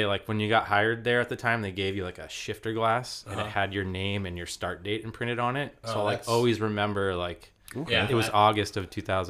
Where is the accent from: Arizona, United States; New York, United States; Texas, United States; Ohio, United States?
Arizona, United States; moved away; also born or lived in California / San Diego; I'm born and raised in Arizona, but moved to California. I was a skater. Grew up a skater.